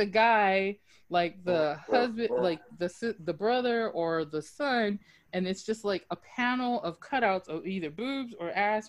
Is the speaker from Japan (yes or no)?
yes; Japan; moved away; I hail from Japan